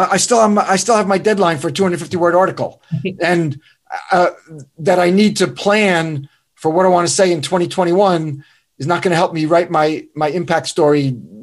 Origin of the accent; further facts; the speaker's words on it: Northern United States, United States; now in North Carolina, United States; Well, I'm in North Carolina now, but I'm from the North, which is, you know, you're screwed.